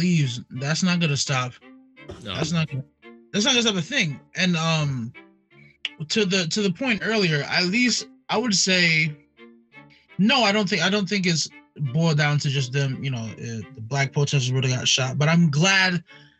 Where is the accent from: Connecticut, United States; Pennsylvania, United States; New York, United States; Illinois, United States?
New York, United States; I'm from New York.